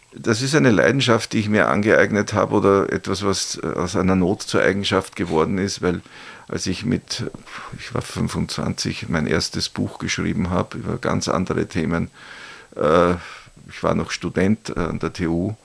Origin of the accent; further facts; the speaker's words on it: St. Pölten, Lower Austria, Austria; in meiner Heimatstadt oder Geburtsstadt äh, St. Pölten